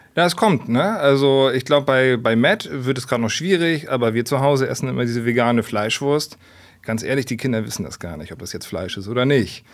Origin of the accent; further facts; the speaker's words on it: Hamburg, Germany; Ich bin ein Stadtkind. Also das Einzige, was grün war früher, war so die Polizei auf St. Pauli, wo ich groß geworden bin